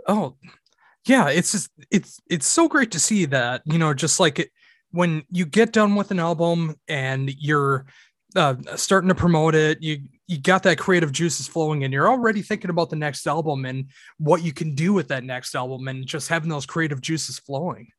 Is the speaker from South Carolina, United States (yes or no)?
no; Minnesota, United States; I am from Minnesota in the United States